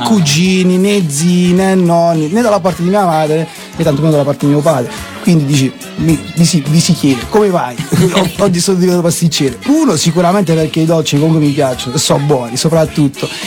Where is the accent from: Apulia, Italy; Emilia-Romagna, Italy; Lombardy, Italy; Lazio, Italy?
Apulia, Italy; Putignano; sono di Putignano